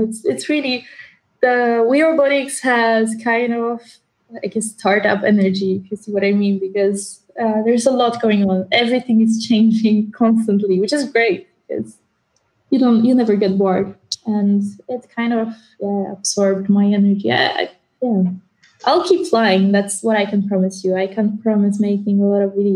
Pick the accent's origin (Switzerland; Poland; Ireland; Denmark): Poland; moved away; I come from Poland, so I'm just around the corner for a change.